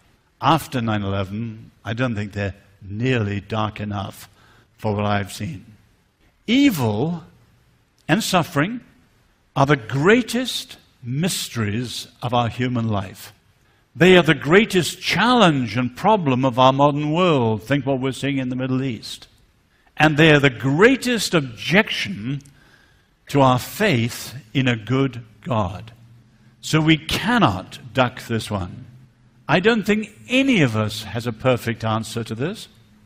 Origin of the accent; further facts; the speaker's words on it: north central China, China; I grew up in China. My parents were married just a little bit after the Japanese invasion.